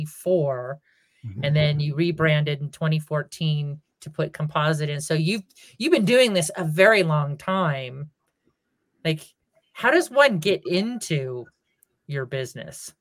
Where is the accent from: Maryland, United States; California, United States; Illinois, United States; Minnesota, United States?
California, United States; Northern; now in New Mexico, United States; I'm from Northern California